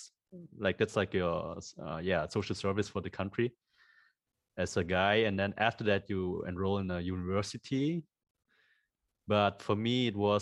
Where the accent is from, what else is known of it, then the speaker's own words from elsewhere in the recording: Germany; also born or lived in Cologne, Germany; now in Vietnam; I was born in Cologne, but we moved like to a small town in the south called Vanweil